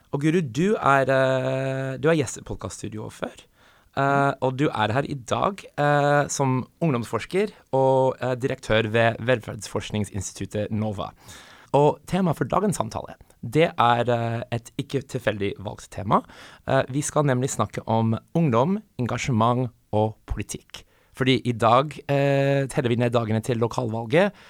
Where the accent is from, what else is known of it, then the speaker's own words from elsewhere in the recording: United States; now in Norway; jeg kommer fra USA